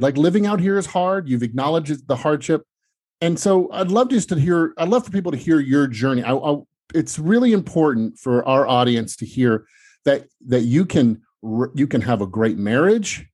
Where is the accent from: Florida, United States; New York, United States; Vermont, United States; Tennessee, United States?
Tennessee, United States; Memphis; now in Los Angeles, United States; I grew up in Tennessee in Memphis